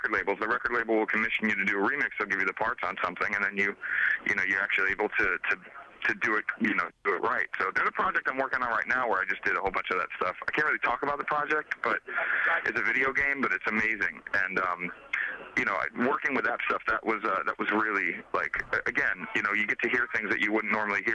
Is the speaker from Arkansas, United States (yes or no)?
no; New York City, New York, United States; also born or lived in Phoenix, Arizona; now in Los Angeles, United States; growing up in New York